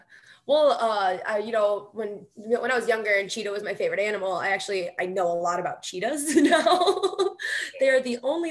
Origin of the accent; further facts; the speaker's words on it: Kenosha, Wisconsin, United States; moved away as an adult; also born or lived in Milwaukee, Wisconsin; No, I'm originally from Kenosha. So Kenosha, Wisconsin, I was born and raised. And then I moved to Milwaukee about 8 years ago, 7 or 8 years ago. And then I stayed there for a little bit. And then I came up here.